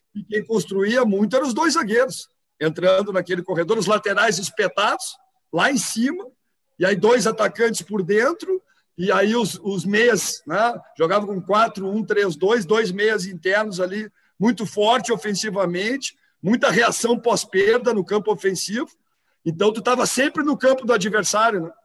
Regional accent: Rio Grande do Sul, Brazil

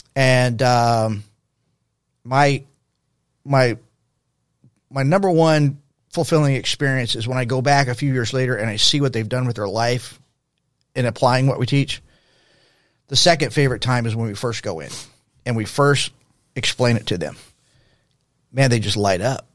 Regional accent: El Paso, Texas, United States; now in Dallas–Fort Worth, United States; I grew up in El Paso, Texas in the sixties. That was my childhood in the sixties.

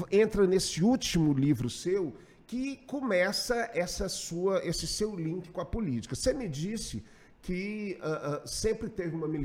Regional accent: Pará, Brazil; Eu sou paraense, cara.

